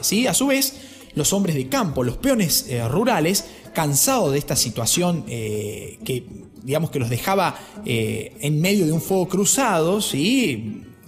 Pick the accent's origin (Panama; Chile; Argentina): Argentina; Laguna Larga, Córdoba; Yo soy de Laguna Larga